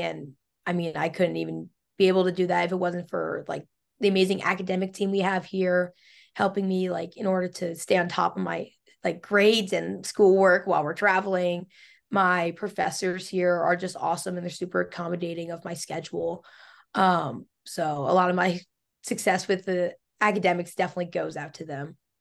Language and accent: English; Pennsylvania, United States; I'm from Pennsylvania, which is it's big for field hockey